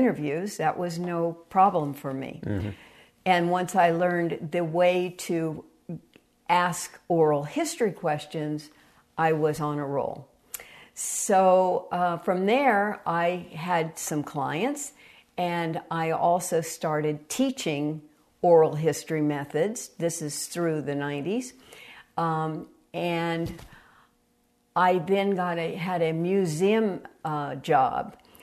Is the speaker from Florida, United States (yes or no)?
no; San Francisco Bay Area, California, United States; now in Tucson, United States; I'm from the San Francisco Bay Area, and I grew up on pure oral history